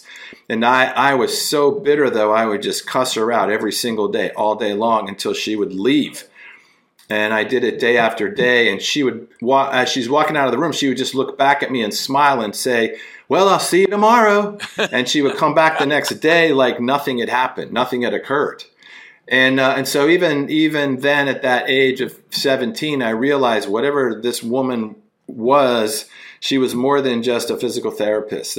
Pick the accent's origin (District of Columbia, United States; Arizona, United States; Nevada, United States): District of Columbia, United States; Washington; I'm from Washington, D.C. Grew up in the D.C. metropolitan area.